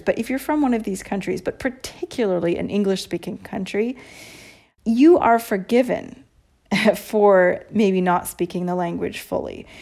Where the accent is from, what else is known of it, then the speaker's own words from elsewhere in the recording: United States; moved away as an adult; now in Italy; me being an American